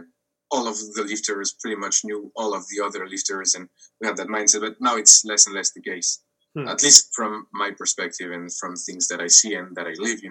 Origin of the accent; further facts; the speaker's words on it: France; we're French from France, you know? Like in the example you gave, I'm from France